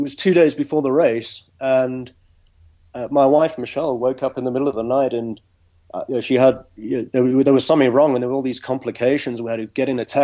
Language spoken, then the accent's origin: English; South Africa; moved away; I grew up in South Africa